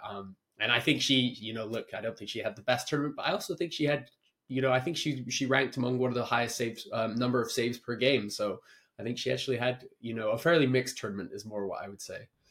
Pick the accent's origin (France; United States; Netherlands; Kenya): Kenya; as a Kenyan viewer